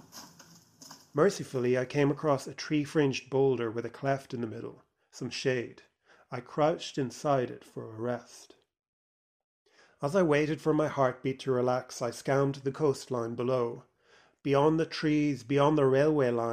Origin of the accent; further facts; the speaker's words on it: Ireland; as one who growing up in Ireland never felt like he fit